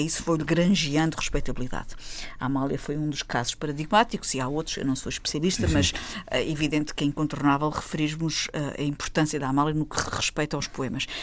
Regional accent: Azores, Portugal; Como açoriana

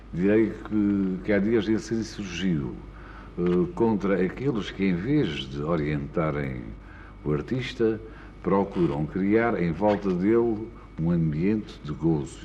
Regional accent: Porto, Norte, Portugal; Cidade Minha é o Porto, a cidade onde nasci, a cidade onde vivo

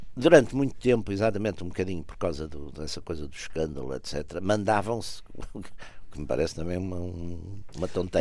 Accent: Porto, Norte, Portugal; sou de Porto e toda a minha vida foi feita cidade

